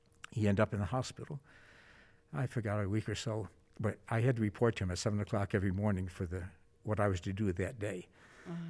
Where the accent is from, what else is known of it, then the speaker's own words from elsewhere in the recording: New York, United States; moved away as an adult; now in Arizona, United States; I grew up in New York State and decided to go into ministry